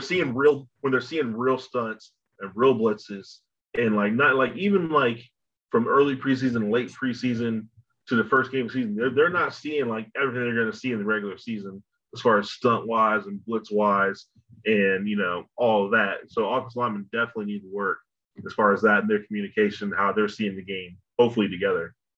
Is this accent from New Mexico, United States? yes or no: no; near Hamilton, Ohio, United States; close to my hometown where I live